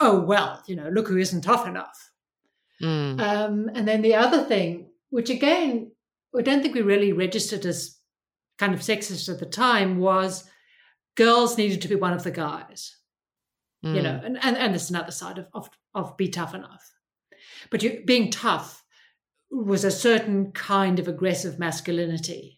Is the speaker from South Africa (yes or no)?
yes; South Africa; I grew up in South Africa under, you know, hard apartheid.